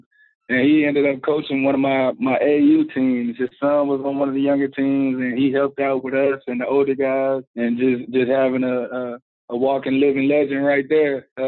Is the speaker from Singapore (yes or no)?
no; Charlotte, North Carolina, United States; It was great, man. You get a little bit of everything there. You get the country life, but you also get all the seasons there.